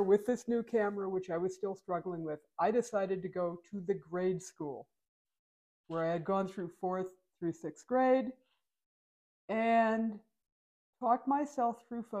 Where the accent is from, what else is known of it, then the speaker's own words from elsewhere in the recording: Pennsylvania, United States; moved away; also born or lived in Arizona; growing up in Pennsylvania. Like at 8 years old, we moved to the woods.